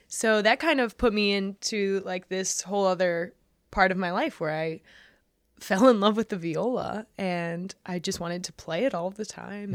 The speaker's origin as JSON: {"language": "English", "region": "New York", "country": "United States", "tie": "born or raised there", "said": "I grew up in New York"}